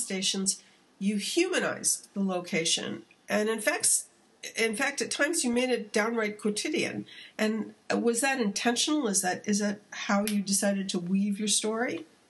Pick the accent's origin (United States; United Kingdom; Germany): United States; California; as a Californian